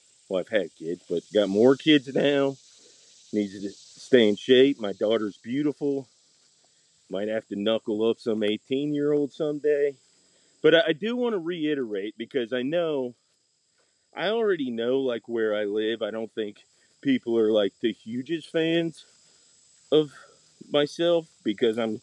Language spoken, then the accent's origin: English; Atlanta, Georgia, United States; I am from Metro Atlanta